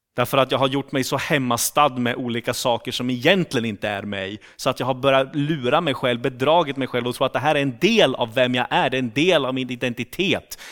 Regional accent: Sweden; accent: rikssvenska; moved away as an adult; now in Turku, Finland; jag kommer från Sverige

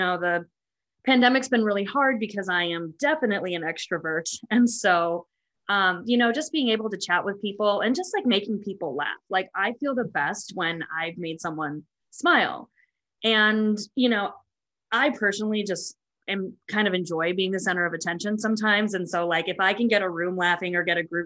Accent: River Grove Heights, Minnesota, United States; moved away as an adult; also born or lived in Des Moines, Iowa / Indiana; now in Alexandria, United States; I am originally from Minnesota, in River Grove Heights, Minnesota.

